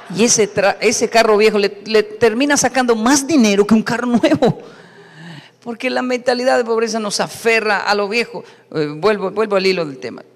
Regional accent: Bogotá, Colombia; soy colombiano, soy latino

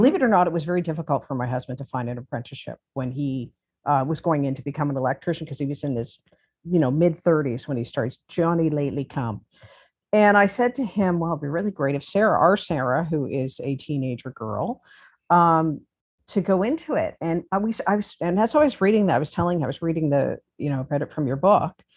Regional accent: Toronto, Ontario, Canada; I'm from Toronto

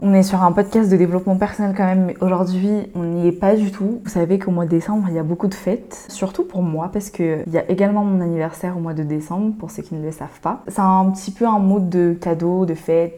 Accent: Madagascar; now in France; je suis malgache

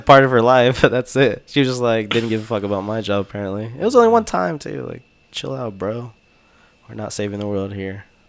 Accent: Texas, United States; I'm Texan

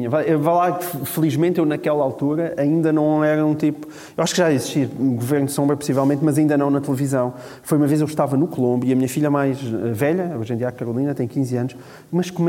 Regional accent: Alentejo, Portugal; now in Lisbon, Portugal; eu sou alentejano.

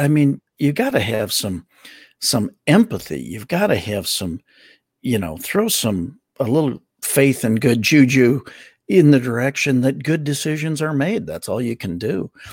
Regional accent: Milwaukee, Wisconsin, United States; I grew up in Milwaukee.

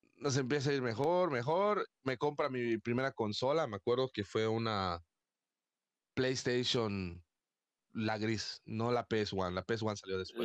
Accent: Mérida, Yucatán, Mexico; una persona como yo, que soy de Mérida

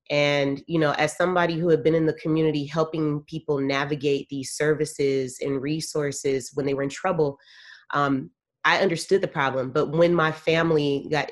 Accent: San Francisco, California, United States; I'm a native of San Francisco, born and raised

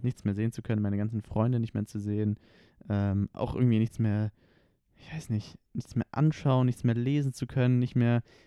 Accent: Konstanz, Baden-Württemberg, Germany; now in Stuttgart, Germany; Wir kommen ja beide aus Konstanz

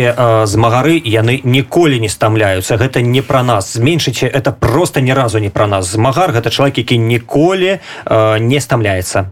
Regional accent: Belarus; мы беларусы

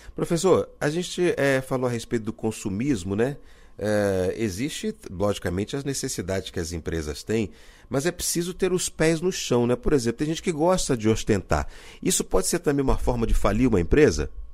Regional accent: Rio de Janeiro, Brazil; minha cidade natal, que é o Rio de Janeiro

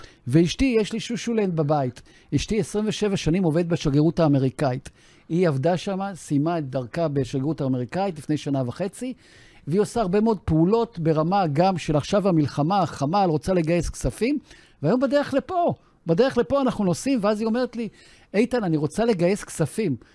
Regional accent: South Africa; now in Israel; הגעתי ארצה מדרום אפריקה, בתור חייל בודד

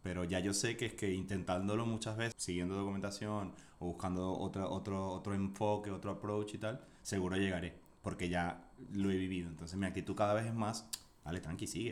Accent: Venezuela; moved away as an adult; also born or lived in Buenos Aires, Argentina / Chile; now in Spain; Soy venezolano

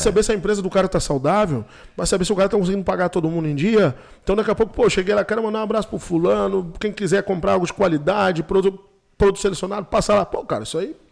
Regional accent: Brazil; onde eu me criei, na Vila Chutes

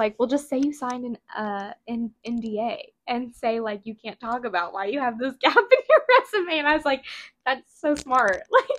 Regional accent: Midwest, United States; because we're from the Midwest

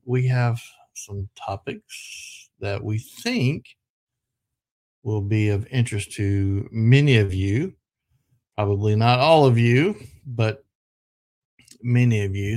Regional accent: the South, United States; I'm from the South

